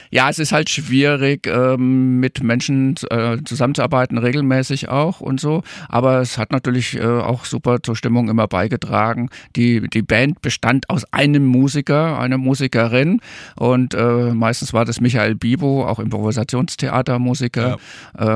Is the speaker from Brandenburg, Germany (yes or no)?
no; Coburg, Bavaria, Germany; moved away; also born or lived in Darmstadt; aus meiner fränkischen Heimat. Also ich bin eigentlich Franke, komme aus Coburg